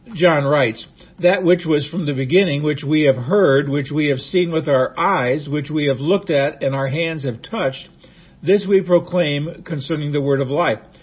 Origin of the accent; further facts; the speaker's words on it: Nebraska, United States; I was a young boy growing up in Nebraska